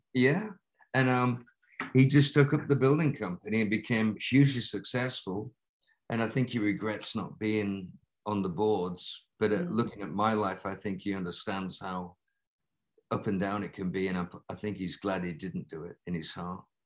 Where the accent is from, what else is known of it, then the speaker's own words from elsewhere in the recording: Lancaster, North West England, United Kingdom; moved away; a row of terraced houses at the highest point of my hometown that faced out into the country. So it was cornfields and wow. a gigantic park with a tremendous like um, folly in the middle, like the Taj Mahal that the industrialist uh, Williamson built for Lancaster